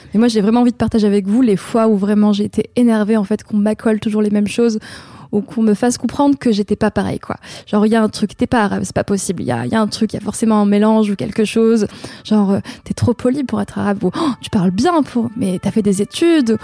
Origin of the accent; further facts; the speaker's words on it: Avignon, Provence-Alpes-Côte d'Azur, France; Je viens d'Avignon parce que je suis née à Avignon et la plus grande partie de ma vie, je l'ai passée là-bas